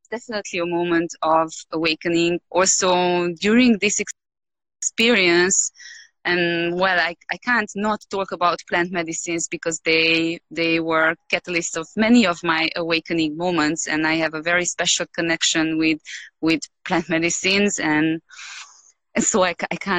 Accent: Romania; moved away as an adult; now in Peru; I'm Hungarian, but I was born in Romania, yep. So I lived all my life in Romania before moving to Peru.

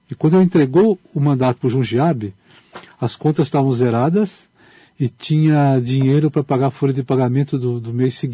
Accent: Pirajuí, São Paulo, Brazil; born there; Porque é, meu avô resolveu vender a fazenda onde eu nasci.

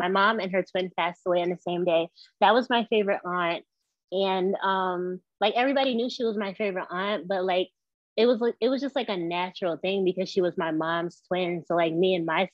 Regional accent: Westchester County, New York, United States; I'm from New York. I was born and raised in Westchester County, New York.

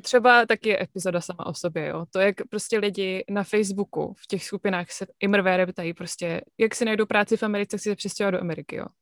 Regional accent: Brno, South Moravian Region, Czechia; moved away as an adult; also born or lived in Plzeň; now in United States; narodila jsem se v Plzni a potom jsme se přestěhovali do Brna, kde jsem žila většinu mýho života

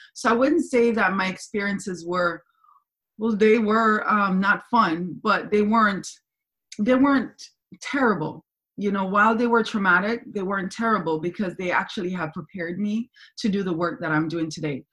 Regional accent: Kingston, Jamaica; moved away; I'm from Jamaica, I'm from Kingston, Jamaica. I was born there. My mother's Cuban, my dad's German, but I was born in Kingston, Jamaica. And that's where I spent my whole entire um, upbringing.

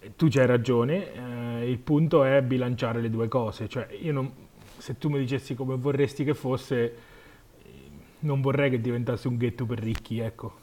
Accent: Marche, Italy; sono marchigiano

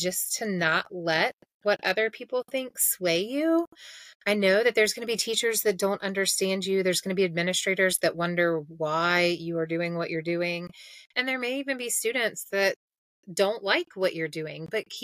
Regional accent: Mississippi, United States; I grew up in Mississippi

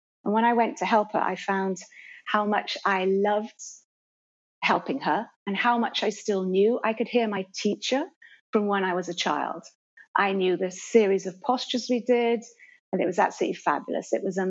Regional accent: Barbados; also born or lived in Jamaica; So I was actually born in Jamaica and then came to Barbados at 6, which you correctly said.

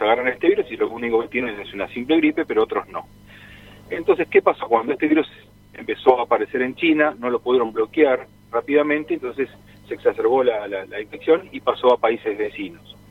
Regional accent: Argentina; Nosotros como argentinos

